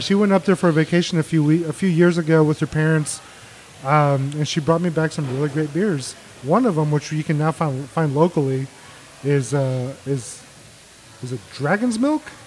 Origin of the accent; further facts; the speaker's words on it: Mexico; now in Texas, United States; I was born in Mexico. We lived on the border for a long time